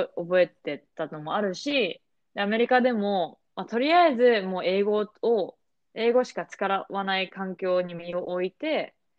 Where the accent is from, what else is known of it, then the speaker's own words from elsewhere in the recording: Japan; moved away; also born or lived in United States; 私はまあ日本で育